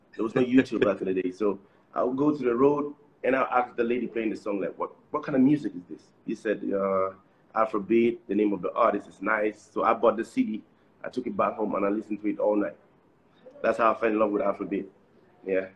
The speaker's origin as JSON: {"language": "English", "country": "Cameroon", "also_born_or_lived": "Nigeria", "said": "in Cameroon, we, we have like the French part and the, and the English part. So we we are from the English part."}